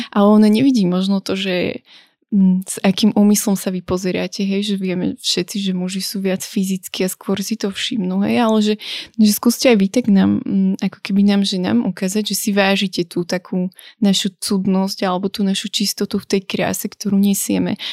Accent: Brezno, Banská Bystrica Region, Slovakia; ja som bola z Brezna

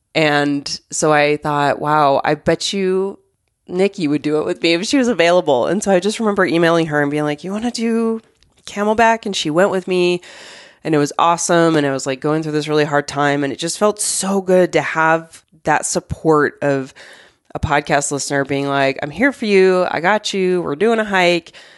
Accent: Arizona, United States; moved away; I grew up in Arizona

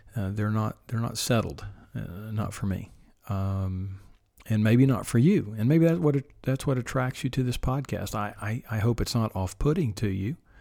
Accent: Oklahoma, United States; my home state here

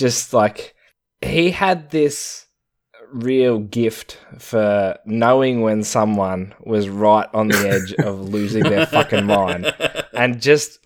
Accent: Australia; I am Australian

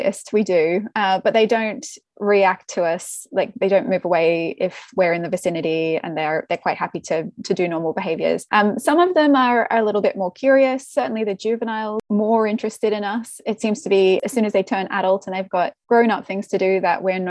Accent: Australia; moved away; I'm Australian

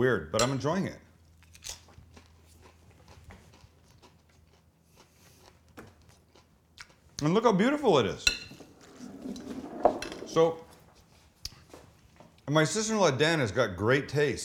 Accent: Vancouver, British Columbia, Canada; moved away; I'm from Vancouver, British Columbia.

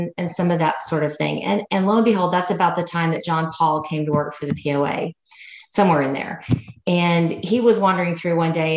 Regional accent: Tulsa, Oklahoma, United States; moved away as an adult; also born or lived in Sherman, Texas / Denison, Texas / Dallas, Texas; now in Hot Springs Village, United States; I'm a Jinx Trojan girl from Tulsa, Oklahoma.

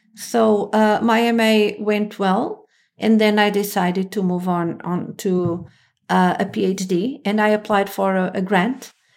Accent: Lisbon, Portugal; I'm from Lisbon

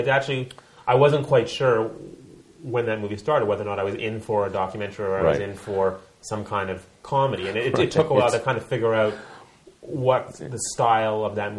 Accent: Canada; I'm from Canada.

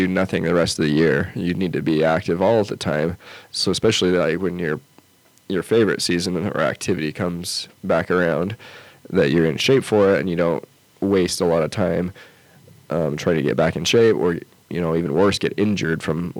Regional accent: outside of Salt Lake City, Utah, United States; now in Lander, United States; I grew up in outside of Salt Lake City, and so I had the Wasatch Mountains right there.

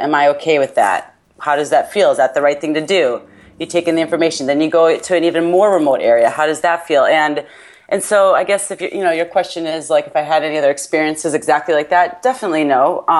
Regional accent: United States; accent: American; my American accent

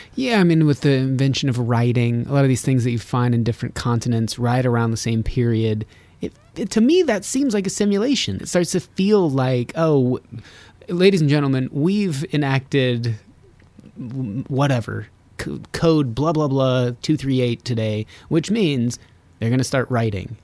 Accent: Reno, Nevada, United States; I'm from Reno, Nevada

